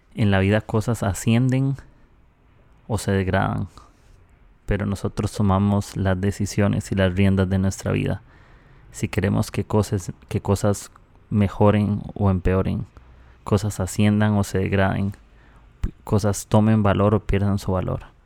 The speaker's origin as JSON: {"language": "Spanish", "country": "Costa Rica", "moved": "yes", "lives_now": "Peru", "said": "soy de Costa Rica, estoy aquí"}